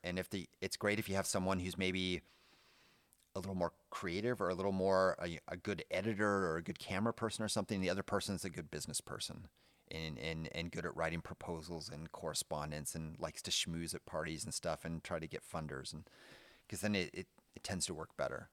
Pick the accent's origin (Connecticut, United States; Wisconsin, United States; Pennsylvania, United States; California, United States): California, United States; moved away as an adult; now in Germany; my hometown in California